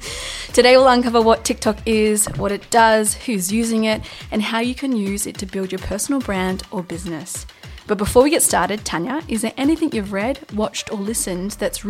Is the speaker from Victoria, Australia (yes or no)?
no; New South Wales far south coast, Australia; moved away; My hometown where I went to primary school got burnt out on New Year's Eve, and my town has been under threat for the last 6 days, 7 days